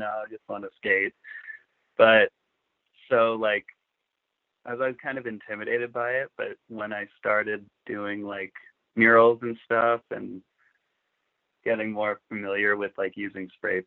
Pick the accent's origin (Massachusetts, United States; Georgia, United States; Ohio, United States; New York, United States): Massachusetts, United States; Lynn; also born or lived in Philadelphia; growing up skateboarding with, like, my friends, I'm from Lynn, Massachusetts.